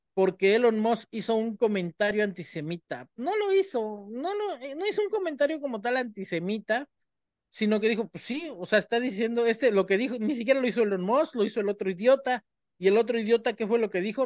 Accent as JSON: {"language": "Spanish", "country": "Mexico", "said": "nosotros los mexicanos usamos esa carta. Si alguien sabe de usar esa carta, somos los mexicanos"}